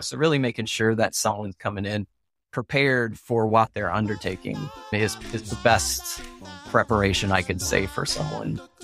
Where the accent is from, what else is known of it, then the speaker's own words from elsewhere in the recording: Oklahoma, United States; I grew up in Oklahoma, and that's where my family is